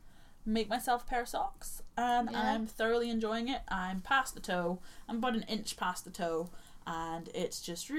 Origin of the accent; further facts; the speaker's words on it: Northern Ireland, United Kingdom; accent: Northern Irish; moved away; in the Northern Irish accent, a lot of those sounds don't come through. So if any of you noticed that my accent goes mental this episode, when I was at home, it went crazy.